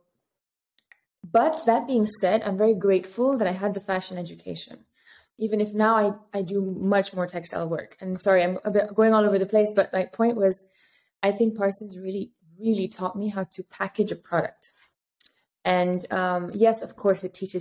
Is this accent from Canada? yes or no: no; Paris, Île-de-France, France; moved away as an adult; also born or lived in New York, United States / Riyadh, Saudi Arabia; now in Amsterdam, Netherlands; I grew up in Paris.